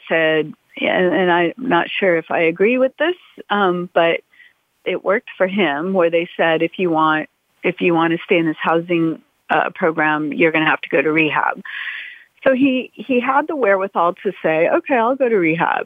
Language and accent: English; Los Angeles, California, United States; I grew up in Brentwood.